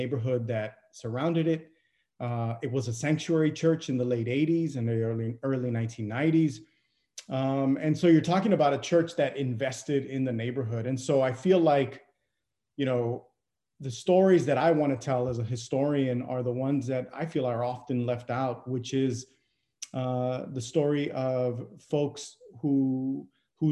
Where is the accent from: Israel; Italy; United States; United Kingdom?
United States; Brownsville, Texas; I grew up in Brownsville, Texas, southernmost tip of Texas, there on the border